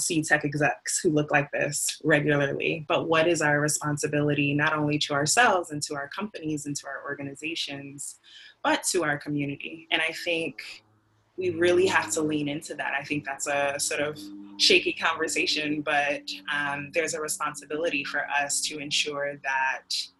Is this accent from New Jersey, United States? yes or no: yes; Newark, New Jersey, United States; I'm from Newark, New Jersey